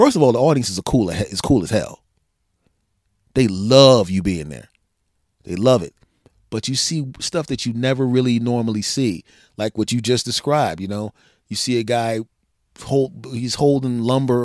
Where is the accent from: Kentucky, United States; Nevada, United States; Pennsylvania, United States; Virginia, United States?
Pennsylvania, United States; my home state of Pennsylvania